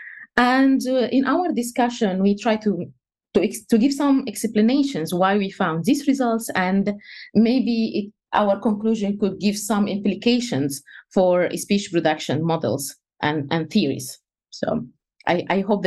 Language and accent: English; Egypt; first language Egyptian Arabic; English is a second language; moved away; I'm Egyptian, so my native language is Egyptian Arabic